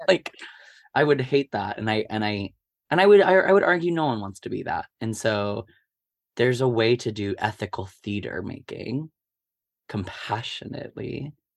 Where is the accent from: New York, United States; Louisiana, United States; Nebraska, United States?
Nebraska, United States; Omaha; I grew up in Omaha, Nebraska my whole life.